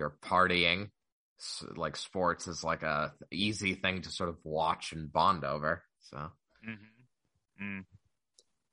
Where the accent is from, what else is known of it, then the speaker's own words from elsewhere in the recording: Boston, Massachusetts, United States; growing up in Boston, in the South